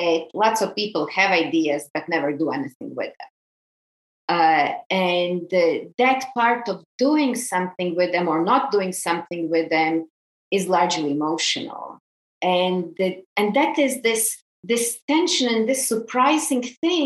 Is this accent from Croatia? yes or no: yes; Croatia; moved away; I grew up in Croatia on a small island in the Adriatic.